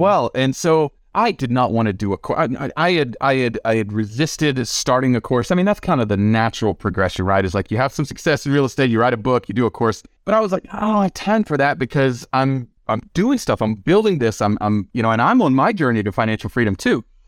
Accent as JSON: {"language": "English", "region": "the South", "country": "United States", "tie": "born or raised there", "said": "I grew up in the South, in a poor part of the country, in a poor part of the state on wick and food stamps"}